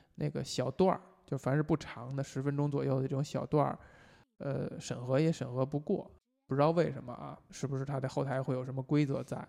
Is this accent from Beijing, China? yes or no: yes; Beijing, China; 我们作为就从小在北京长大的人，本身就是说话不张嘴